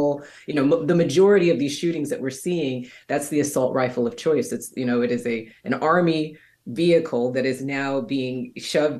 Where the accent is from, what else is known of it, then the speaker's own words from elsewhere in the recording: Kentucky, United States; I'm from Kentucky